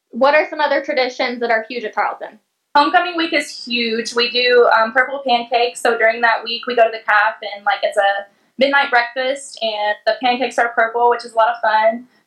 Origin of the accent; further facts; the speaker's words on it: Little Elm, Texas, United States; I'm from Little Elm, Texas.